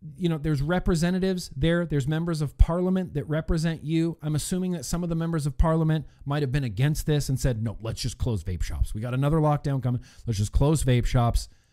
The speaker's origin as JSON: {"language": "English", "country": "United States"}